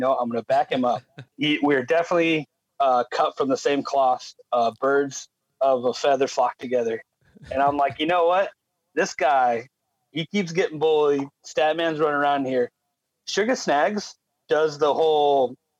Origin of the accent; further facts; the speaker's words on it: California, United States; I'm from California